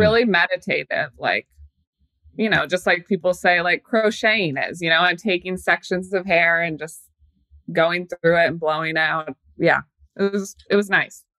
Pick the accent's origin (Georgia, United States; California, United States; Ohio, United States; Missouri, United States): Missouri, United States; Kansas City; now in New York, United States; I am from Kansas City.